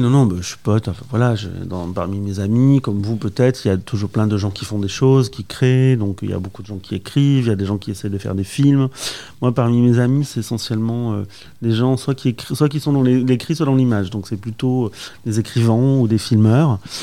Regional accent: Basque Country, Nouvelle-Aquitaine, France; now in Paris, France; je viens du Pays Basque

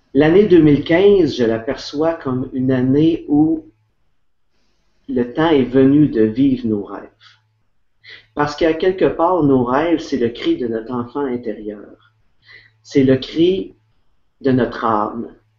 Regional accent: Quebec, Canada; je suis québécois.

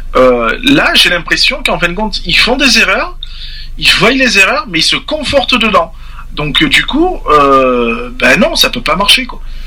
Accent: France; je parle aussi en tant que Français et père de famille

